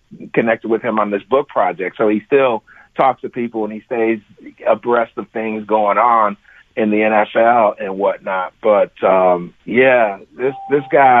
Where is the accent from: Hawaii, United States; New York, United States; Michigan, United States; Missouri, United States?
Michigan, United States; Flint, Michigan, my home state